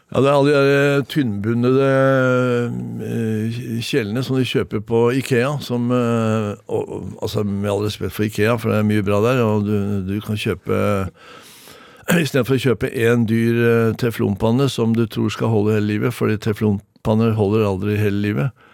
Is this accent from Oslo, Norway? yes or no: yes; Oslo, Norway; also born or lived in Moss, Norway; når jeg var fem, seks, fem år gammel, så flytter jeg til eh, Oslo, dvs. Si, eh, Oslos første eh, drabantby, Lambertseter